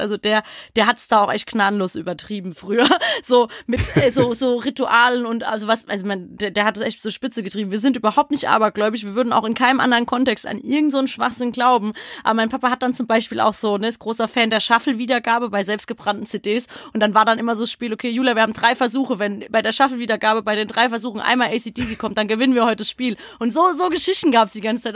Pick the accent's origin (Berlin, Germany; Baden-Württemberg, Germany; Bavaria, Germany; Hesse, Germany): Hesse, Germany; Frankfurt; bei uns in Frankfurt